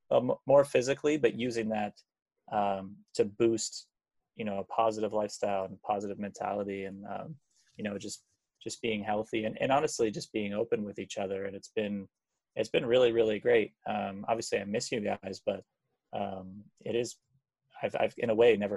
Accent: Hamilton, Ontario, Canada; I am from Hamilton, so

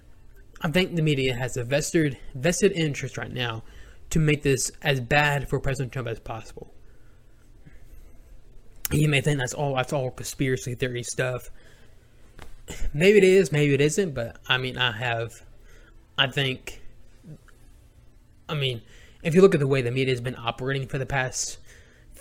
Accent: United States; our rights as American people don't just disappear

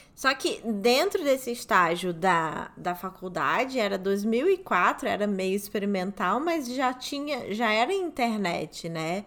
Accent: Rio de Janeiro, Brazil

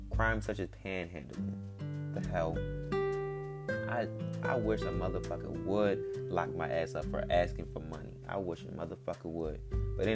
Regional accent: United States; When black people first came to America, because we weren't originally from here, we're from Africa

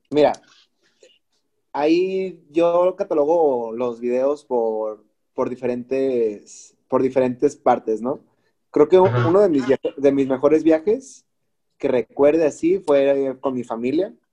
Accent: Guadalajara, Jalisco, Mexico; O sea, yo soy tapatío, brother, y, y pues hay que serlo toda la vida.

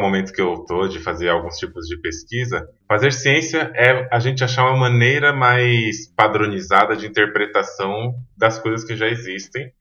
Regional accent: São Paulo, Brazil; also born or lived in Feira de Santana, Bahia; Eu nasci em Feira de Santana, na Bahia. Vim de lá da Bahia com um ano de idade, o Rodrigo um pouquinho mais velho, que é meu irmão, e fui criado praticamente a vida inteira aqui em São Paulo

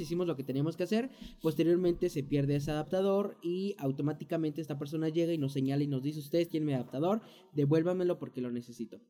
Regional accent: Mexico; moved away as an adult; now in United States; nosotros como mexicanos

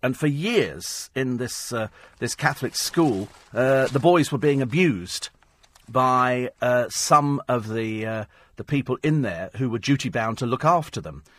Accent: United Kingdom; we're British

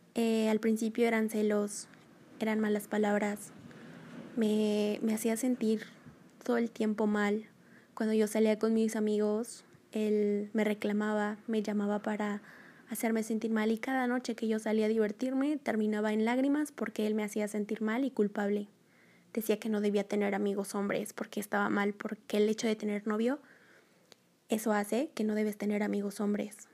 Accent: Mexico; soy de México, tengo 25 años

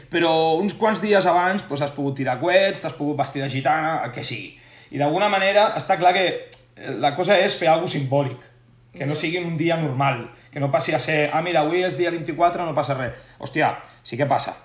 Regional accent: Sitges, Catalonia, Spain; som molt tots de Sitges, ens estimem molt i per la cultura popular del nostre poble som molt fanàtics

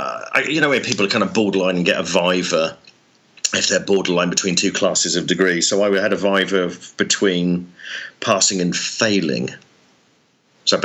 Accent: just outside Oxford, South East England, United Kingdom; I grew up just outside Oxford in the UK.

